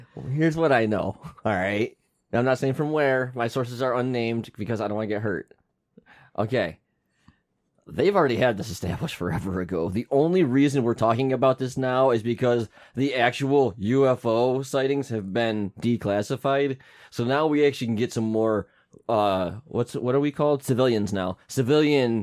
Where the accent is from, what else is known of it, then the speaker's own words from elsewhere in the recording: United States; I'm American